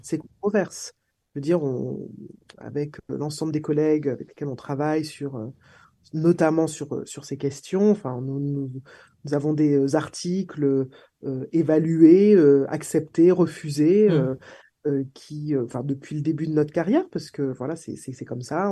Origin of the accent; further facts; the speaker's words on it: Martinique; J'ai grandi en Martinique